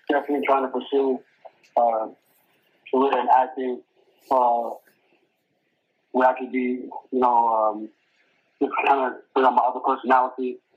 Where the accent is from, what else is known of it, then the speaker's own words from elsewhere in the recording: New York City, New York, United States; I'm from New York City